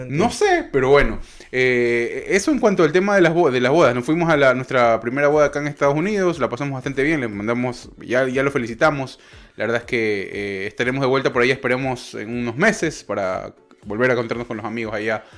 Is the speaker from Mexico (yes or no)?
no; Ecuador; moved away